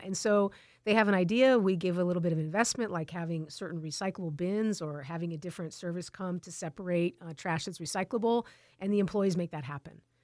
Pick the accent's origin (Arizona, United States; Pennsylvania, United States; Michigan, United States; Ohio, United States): Arizona, United States; Tucson; also born or lived in California; I grew up in Tucson. Um, I've lived here, uh, almost my, my whole life